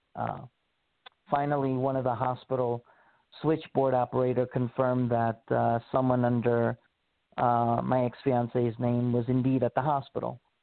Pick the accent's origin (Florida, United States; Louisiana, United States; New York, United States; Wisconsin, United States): New York, United States; New York City; moved away as an adult; also born or lived in Honolulu, Hawaii; I was born and raised in Queens, New York, and I left New York when I was 18 after I graduated high school